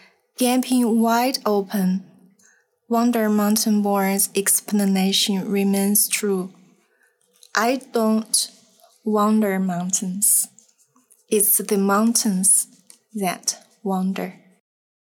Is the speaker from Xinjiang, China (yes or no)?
no; Sichuan, China; accent: Sichuan; English is a second language; moved away; my Sichuan accent